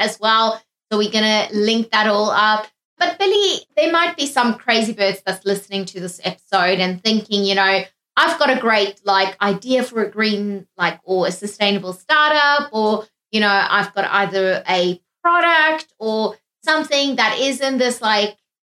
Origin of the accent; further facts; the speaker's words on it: South Africa; being South African